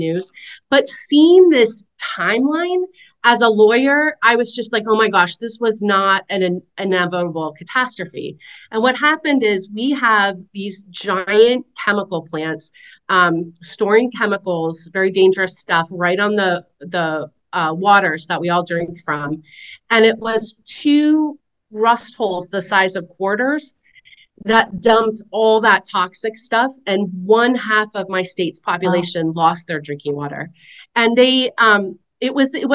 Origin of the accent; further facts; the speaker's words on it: West Virginia, United States; also born or lived in Madison, Wisconsin; living in a corner of my home state of West Virginia